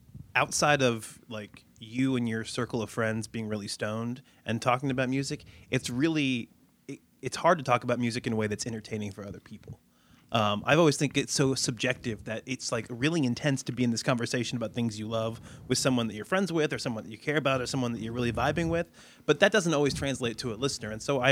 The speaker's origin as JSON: {"language": "English", "region": "Midwest", "country": "United States", "tie": "born or raised there", "said": "And so, I mean, I grew up in the Midwest listening to the radio."}